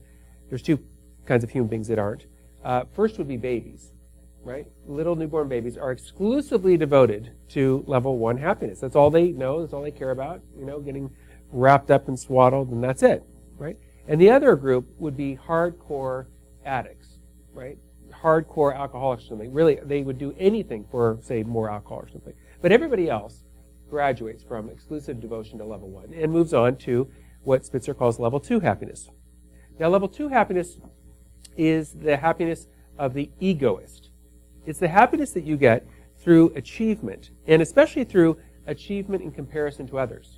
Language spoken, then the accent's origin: English; Los Angeles, California, United States; I come from Los Angeles